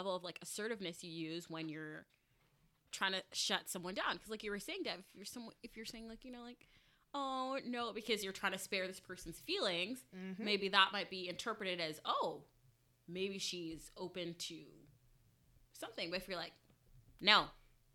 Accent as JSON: {"language": "English", "country": "Guyana", "said": "I'm not Jamaican, Guyanese"}